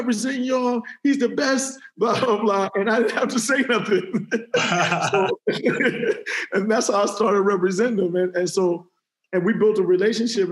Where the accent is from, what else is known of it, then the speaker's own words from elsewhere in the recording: Cleveland, Ohio, United States; moved away; also born or lived in Houston / New York; I'm from Cleveland, Ohio originally